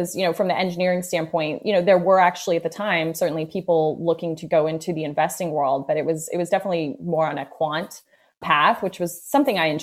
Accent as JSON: {"language": "English", "town": "Indianapolis", "region": "Indiana", "country": "United States", "tie": "born or raised there", "also_born_or_lived": "New York", "moved": "as an adult", "said": "I grew up in Indiana, grew up in Indianapolis, Indiana"}